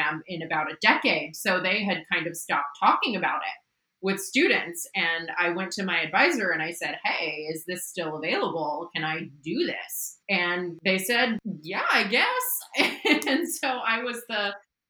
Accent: Midwest, United States; moved away as an adult; also born or lived in Pittsburgh, Pennsylvania / San Francisco, California / Oakland, California; now in Seattle, United States; I grew up in the Midwest and then went to school in Pittsburgh, Pennsylvania

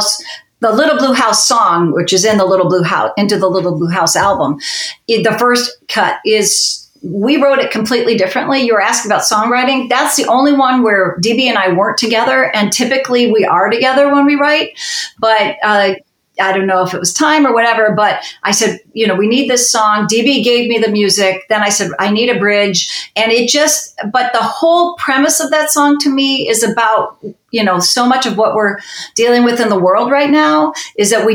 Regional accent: Chicago, Illinois, United States; we're from Chicago.

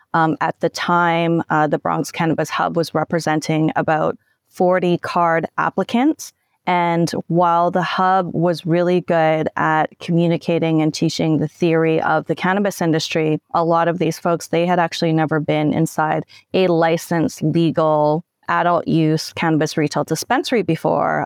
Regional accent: Canada; I'm Canadian

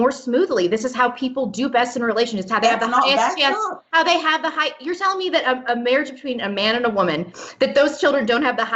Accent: Midwest, United States; now in Seattle, United States; I grew up in the Midwest

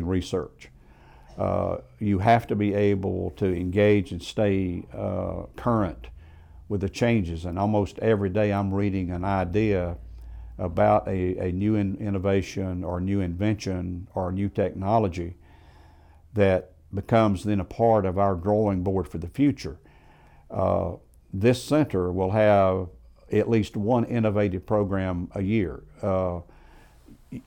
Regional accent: Greenville County, Upstate South Carolina, United States; also born or lived in Columbia, South Carolina; the upstate is home. I was born in Greenville County

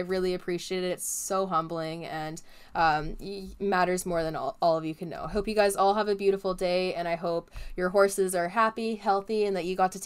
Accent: Canada; As a Canadian

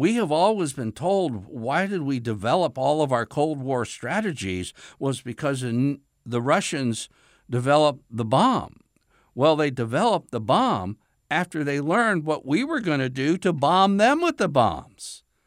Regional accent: United States; as an American

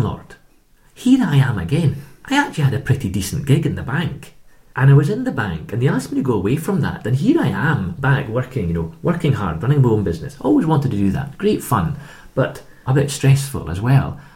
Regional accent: Edinburgh, Scotland, United Kingdom; also born or lived in Canada; I'm from Edinburgh

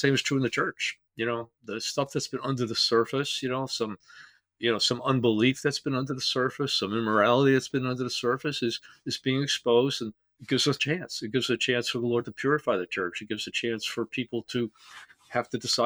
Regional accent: Teaneck, New Jersey, United States; growing up in Teaneck, New Jersey

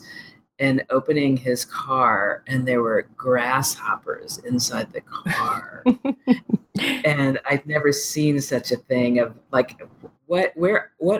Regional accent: Texas Panhandle, United States; also born or lived in Southern California; I was actually from Southern California. And my mom and her second husband moved us to his hometown in the Texas Panhandle.

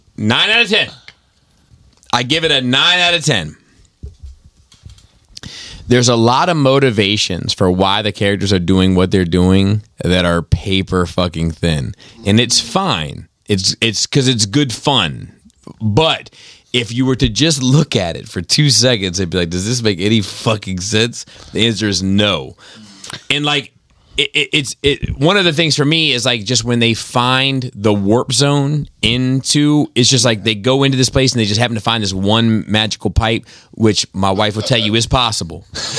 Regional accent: Brooklyn, New York, United States; It's called Earth. I'm from Brooklyn.

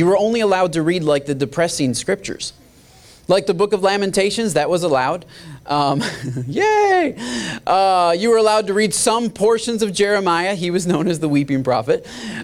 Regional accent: Michigan, United States; moved away; I'm from Michigan

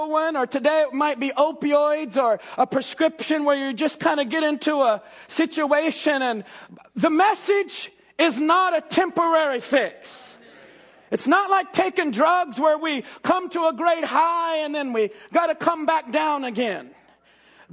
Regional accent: Jeffersonville, Indiana, United States; born and raised in Jeffersonville

